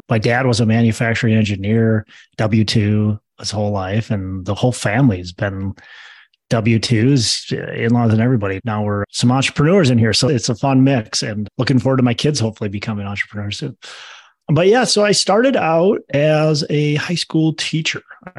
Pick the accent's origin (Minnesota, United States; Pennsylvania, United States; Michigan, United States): Minnesota, United States; I was born and raised in Minnesota, still actually live in Minnesota.